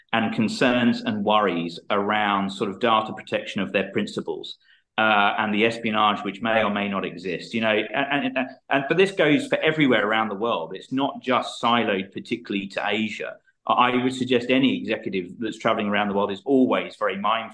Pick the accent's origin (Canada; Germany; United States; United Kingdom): United Kingdom; London; moved away as an adult; also born or lived in Australia / Nauru; now in Hong Kong; I grew up in Southeast London. I emigrated to Australia in 2002. I spent 17 years living in Australia.